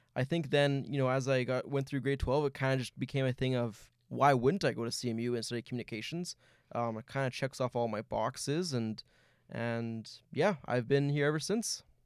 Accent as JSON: {"language": "English", "town": "Winnipeg", "region": "Manitoba", "country": "Canada", "said": "I'm from right here in Winnipeg"}